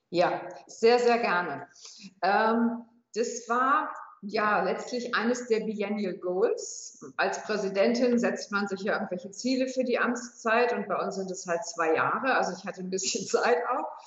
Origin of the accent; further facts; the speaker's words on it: Hamburg, Germany; moved away as an adult; now in Würzburg, Germany; ich komme gebürtig aus Hamburg, bin also kein Würzburger, sondern eine Hamburgerin ähm, bin über berufliche Station dann nach Würzburg geraten